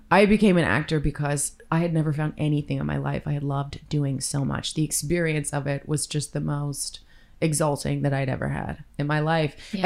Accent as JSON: {"language": "English", "town": "Victoria", "region": "British Columbia", "country": "Canada", "tie": "born or raised there", "said": "Still in my hometown of Victoria."}